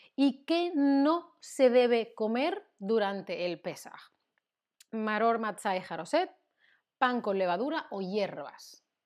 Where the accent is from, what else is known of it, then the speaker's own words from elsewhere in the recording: Spain; Yo como española, que he vivido y, vivo y he crecido en una sociedad em, cristiana católica